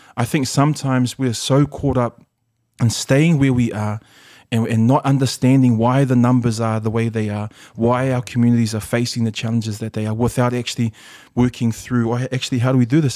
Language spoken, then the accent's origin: English; Auckland, New Zealand; English is a second language; also born or lived in Samoa; we grew up in Mangere PIC.